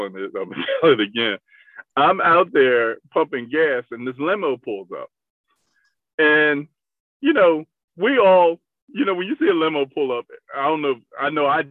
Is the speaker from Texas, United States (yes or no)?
no; Delaware, United States; I'm from Delaware